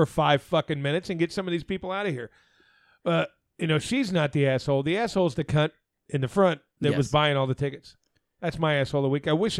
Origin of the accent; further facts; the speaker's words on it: Arizona, United States; My whole life growing up in Arizona, we got snowflakes one time in my life.